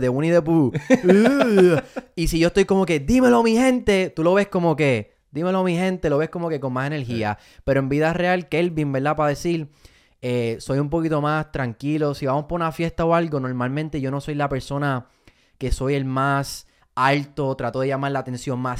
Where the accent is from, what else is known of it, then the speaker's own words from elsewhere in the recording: Fajardo, Puerto Rico; also born or lived in Miami; now in United States; Me montan en un avión y me voy para Fajardo, Puerto Rico